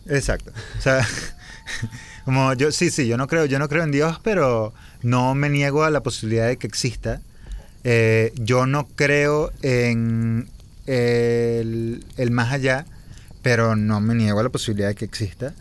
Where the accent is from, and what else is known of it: Venezuela; born or raised there